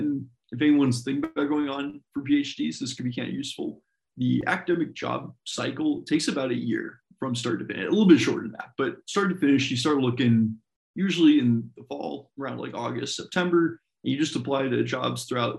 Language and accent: English; Colorado, United States; also born or lived in Washington / Wisconsin; I was born in Colorado, lived there through most of my childhood, then moved to Washington State, then moved to Wisconsin State.